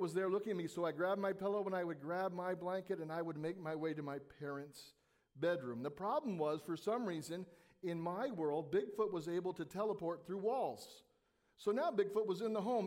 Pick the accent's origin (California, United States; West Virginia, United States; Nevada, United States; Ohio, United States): California, United States; Southern; As a young boy growing up in Southern California